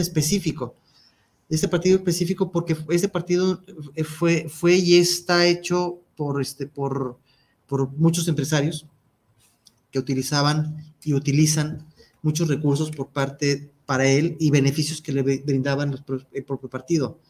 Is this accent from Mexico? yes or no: yes; Mexico; De nosotros como mexicanos, y me incluyo, como mexicano que soy